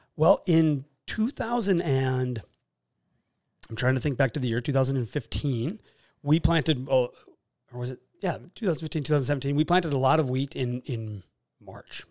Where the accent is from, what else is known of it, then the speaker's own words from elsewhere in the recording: Fargo, North Dakota, United States; also born or lived in Jamestown, North Dakota; I am from Fargo, actually North Fargo. Grew up and raised in Nor-, in South Fargo, but moved to North Fargo